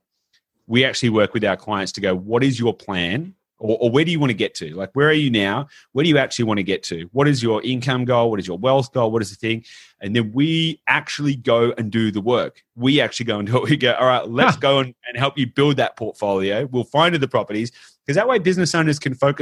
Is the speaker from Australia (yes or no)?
yes; Australia; I'm obviously Australian